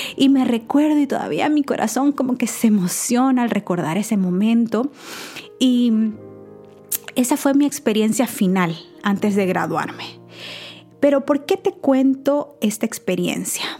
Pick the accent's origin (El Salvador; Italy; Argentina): El Salvador; moved away as an adult; Yo soy nacida en El Salvador, y tuve la oportunidad de estudiar allá hasta la universidad.